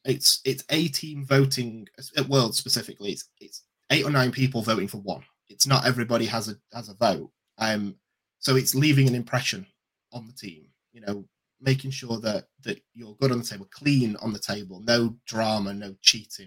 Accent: England, United Kingdom; we're from England

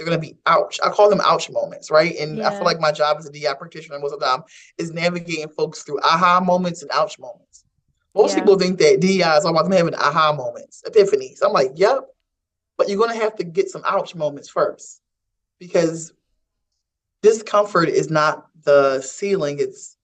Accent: Philadelphia, Pennsylvania, United States; I'm born and raised in Philadelphia.

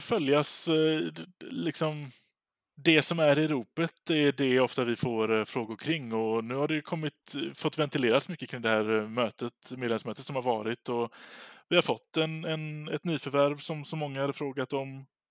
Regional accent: Gothenburg, Västra Götaland, Sweden; så sitter jag här i, som göteborgare

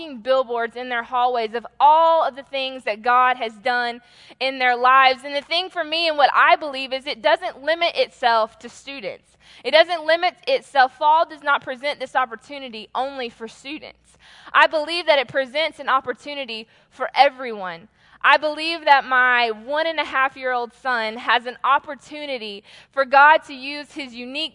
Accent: Atlanta, Georgia, United States; I am from Atlanta

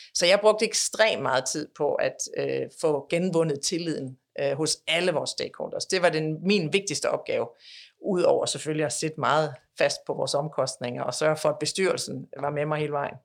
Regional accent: Denmark; moved away as an adult; now in United States; vi er jo danskere, vil jo aldrig, aldrig være andet end danskere

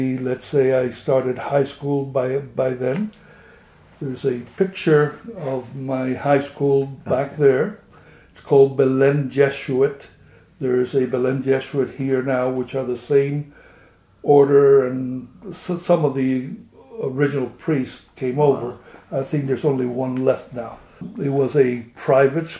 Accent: Havana, Cuba; moved away as an adult; now in United States; I was born in Havana, Cuba in 1944. We had a very large family

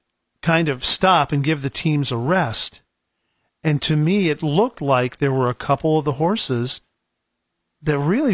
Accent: Geauga County, Ohio, United States; growing up where I grew up in Geauga County

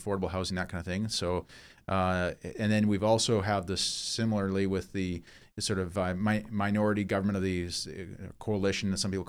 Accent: Vancouver, British Columbia, Canada; born there; Yeah. I was born in Vancouver, but we grew up

